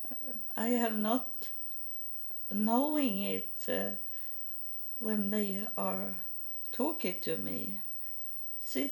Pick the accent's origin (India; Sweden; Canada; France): Sweden; English is a second language; moved away as an adult; also born or lived in Texas, United States; I'm from Sweden. I have just moved to Texas